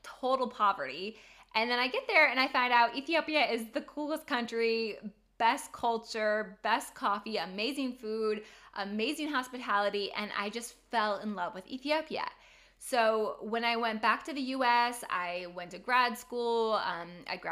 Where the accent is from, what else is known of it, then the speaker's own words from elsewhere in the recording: Fort Wayne, Indiana, United States; moved away; I grew up in Fort Wayne, Indiana, very Midwest